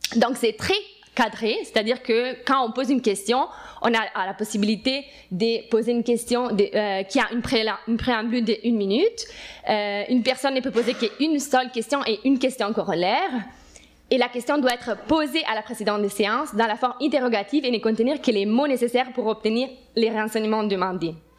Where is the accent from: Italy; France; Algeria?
Italy; moved away as an adult; now in Montreal, Canada; suis italienne et j'étais élue en Italie